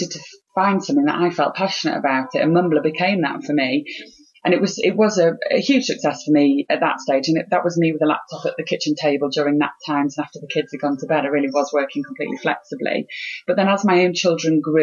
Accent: Harrogate, Yorkshire and the Humber, United Kingdom; moved away as an adult; I'd moved back to my hometown of Harrogate

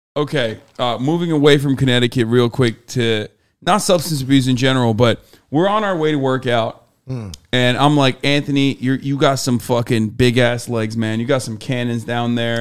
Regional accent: Turkey; now in United States; I grew up in Turkey

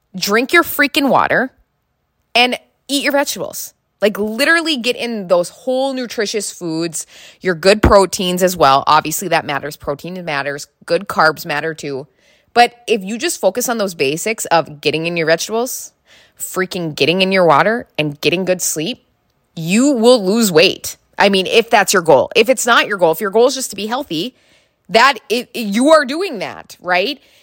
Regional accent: North Dakota, United States; I am from North Dakota.

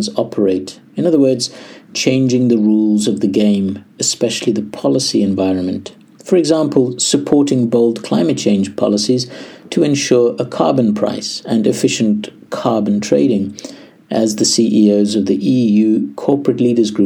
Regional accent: South Africa; as a South African

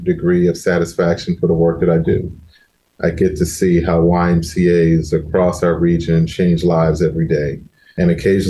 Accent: Lynchburg, Virginia, United States; moved away as an adult; also born or lived in Detroit / Miami / Pittsburgh; now in Orlando, United States; Started off in Virginia, which is my home state, and the city that I grew up in is where I started, in Lynchburg, Virginia

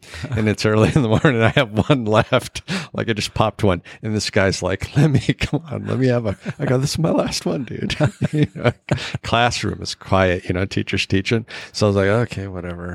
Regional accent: Alaska, United States; I grew up in Alaska

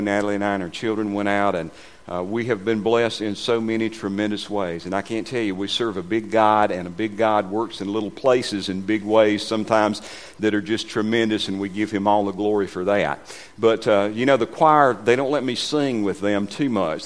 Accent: Westminster, United States; moved away as an adult; I was born and raised in Westminster

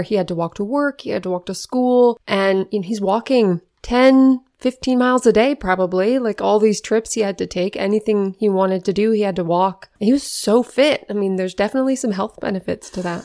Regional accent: Renton, Washington, United States; moved away; also born or lived in Baltimore / Philadelphia; I grew up in Renton, Washington, suburb of Seattle.

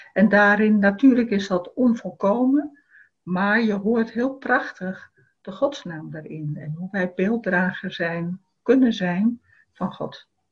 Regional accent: Rotterdam, South Holland, Netherlands; voor mij als Rotterdammer

